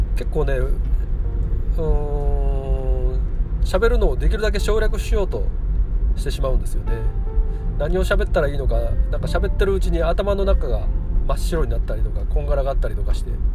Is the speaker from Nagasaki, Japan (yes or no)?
no; Kyoto, Japan; accent: Kansai-ben; 出身も生まれも京都育ちも京都です